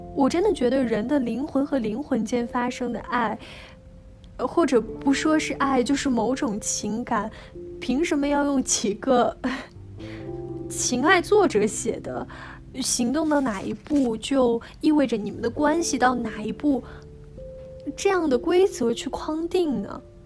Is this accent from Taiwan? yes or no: no; China; now in Hong Kong; 我们大陆人